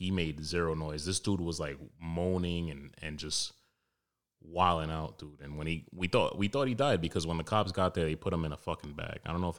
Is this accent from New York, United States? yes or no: yes; New York City, New York, United States; I grew up in Wash Heights in Harlem. Not a competition. Mine's a little more rough